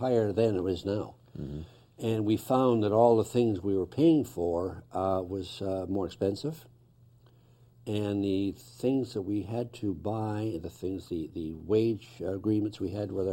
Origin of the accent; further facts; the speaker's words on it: North Bay, Ontario, Canada; I lived here all my life, I was born in North Bay